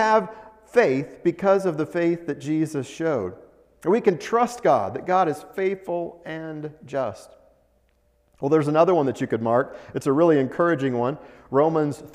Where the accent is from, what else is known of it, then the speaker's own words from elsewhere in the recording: Colorado, United States; moved away as an adult; also born or lived in Oklahoma / Kansas / Nebraska / Texas; I was born in Colorado, grew up in Colorado